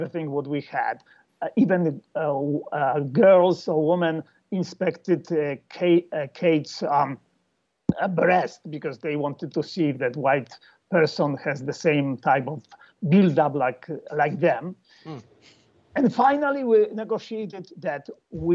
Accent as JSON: {"language": "English", "country": "Poland", "said": "We are all from Poland."}